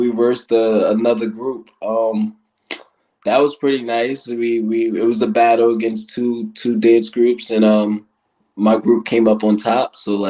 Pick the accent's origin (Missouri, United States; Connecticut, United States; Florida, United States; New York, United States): New York, United States; Riverhead; I'm from Riverhead, New York.